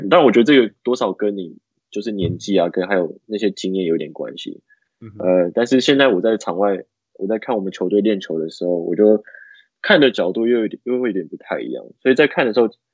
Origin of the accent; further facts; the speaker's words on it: Taoyuan, Taiwan; now in United States; 他跟我都是，我们是桃园人